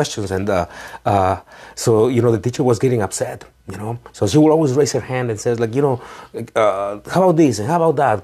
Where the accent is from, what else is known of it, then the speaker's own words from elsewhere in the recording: Ecuador; I'm from Ecuador